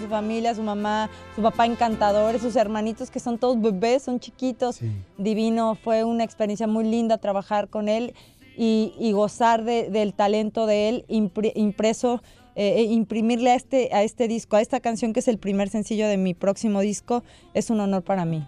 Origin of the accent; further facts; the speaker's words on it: Mexico; yo como mexicana me siento súper orgullosa